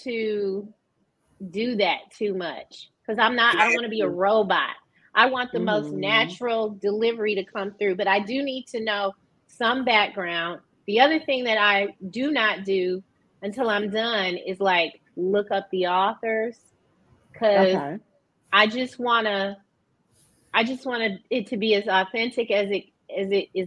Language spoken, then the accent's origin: English; Detroit, Michigan, United States; also born or lived in Atlanta / Northern California; I am from Detroit